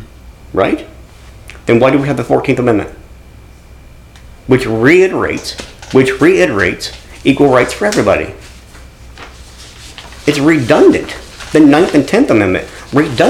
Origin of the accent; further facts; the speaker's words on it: Kirksville, United States; the Lacey is the lady I talk to in my hometown